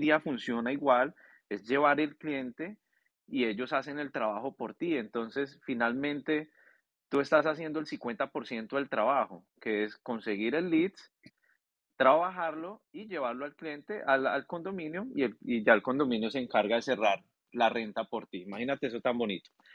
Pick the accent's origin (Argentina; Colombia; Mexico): Colombia; now in Orlando, United States; Yo soy colombiano